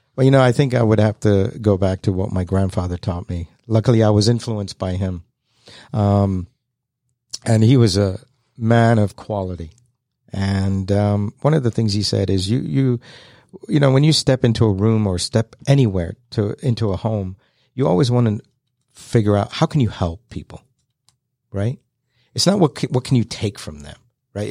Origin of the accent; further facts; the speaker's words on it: London, United Kingdom; now in Kennesaw, United States; I was born and raised in London, moved to Kennesaw, Georgia back in nineteen seventy-eight